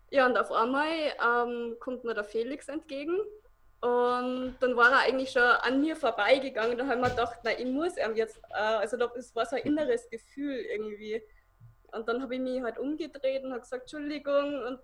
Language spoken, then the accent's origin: German; Salzburg, Austria; ich komme aus Salzburg